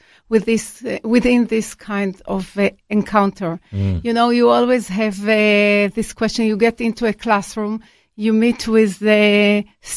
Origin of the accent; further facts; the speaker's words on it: Israel; I was born in Israel